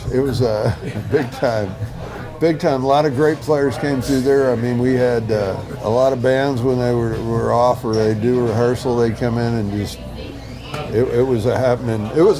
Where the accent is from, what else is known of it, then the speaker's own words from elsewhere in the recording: Amelia, Ohio, United States; now in Houston, United States; I grew up in Cincinnati, Ohio, a little town called Amelia, but Houston's been my home for the last over 40 years now.